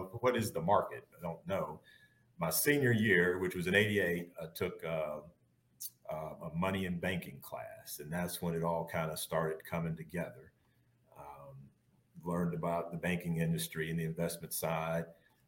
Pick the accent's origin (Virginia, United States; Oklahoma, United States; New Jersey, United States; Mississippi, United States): Mississippi, United States; Canton; but I grew up in Canton, Mississippi. That's about 15 miles north of Jackson. So small town.